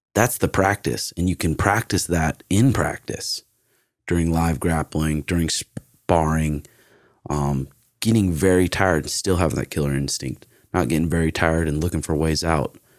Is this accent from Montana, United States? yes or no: yes; Great Falls, Montana, United States; born or raised there; also born or lived in Portland